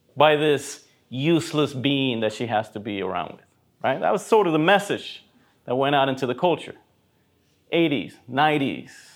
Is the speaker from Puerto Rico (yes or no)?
yes; Puerto Rico; Even when I grew up in Puerto Rico